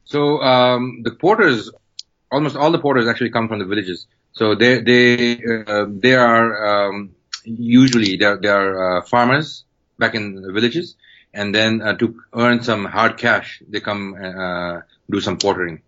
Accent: Kathmandu, Bagmati, Nepal; I was born in Kathmandu, born and raised in Kathmandu

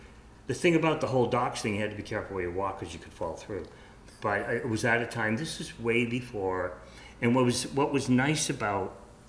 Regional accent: United States; moved away; I'm originally an American

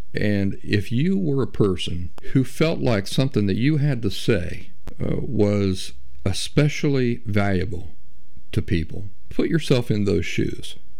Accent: Appalachia, United States; I'm Appalachian myself

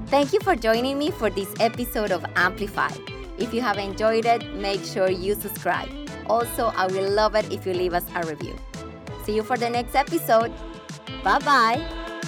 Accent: Colombia; English is a second language; moved away as an adult; now in Australia

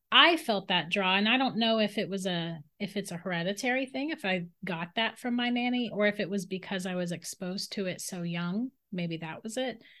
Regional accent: St. Augustine, Florida, United States; I grew up in St. Augustine, Florida

